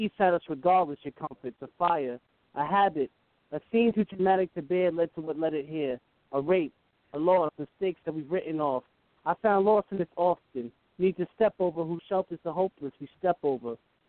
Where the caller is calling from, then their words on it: Greenwich, Connecticut, United States; I'm calling from Connecticut.